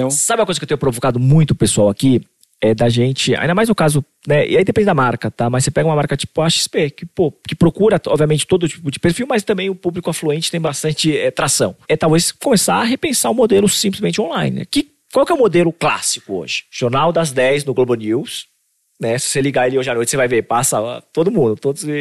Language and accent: Portuguese; Recife, Pernambuco, Brazil; Então, pô, sou do Recife aqui e tal, tudo mais